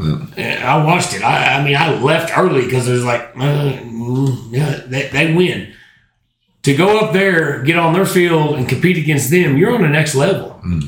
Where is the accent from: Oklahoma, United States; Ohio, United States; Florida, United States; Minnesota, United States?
Oklahoma, United States; Elgin; I'm from Elgin.